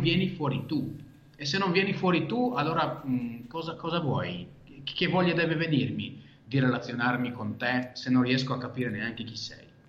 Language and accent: Italian; Israel; first language Hebrew; Italian is a second language; moved away as an adult; now in Italy; Io sono nato e cresciuto in Israele